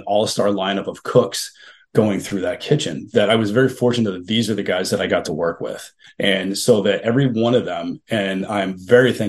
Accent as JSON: {"language": "English", "region": "New England", "country": "United States", "also_born_or_lived": "Kentucky", "said": "I know I'm from New England."}